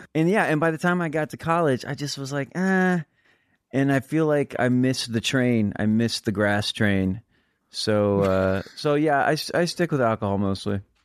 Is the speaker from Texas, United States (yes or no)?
yes; San Antonio, Texas, United States; I'm from Texas.